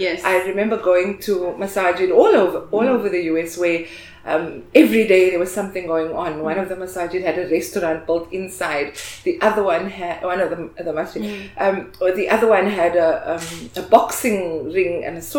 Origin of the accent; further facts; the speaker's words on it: Cape Town, Western Cape, South Africa; moved away as an adult; also born or lived in United States; I am born and raised in Cape Town